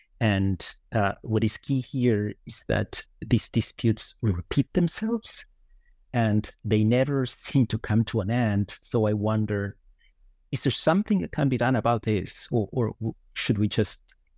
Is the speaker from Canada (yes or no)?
no; Uruguay; moved away as an adult; also born or lived in Evanston, United States / New York, United States; now in Lucerne, Switzerland; I hail from Uruguay, where I attended university.